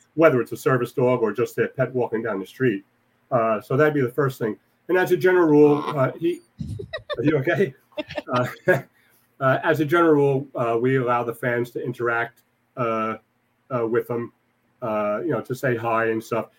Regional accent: New York City, New York, United States; I was born and raised in Whitestone.

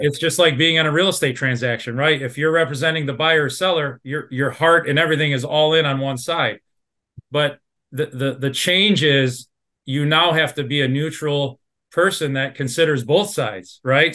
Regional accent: Dearborn, Michigan, United States; I'm a born and raised in Dearborn

